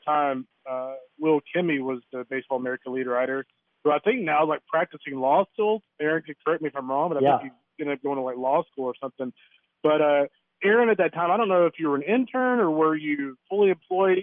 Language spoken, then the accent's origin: English; Lufkin, Texas, United States; I'm actually from a town in East Texas, Lufkin, Texas.